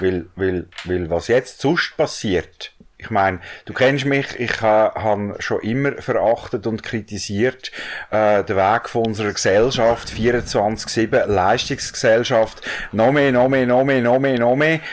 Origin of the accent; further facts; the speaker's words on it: Switzerland; bei uns in der Schweiz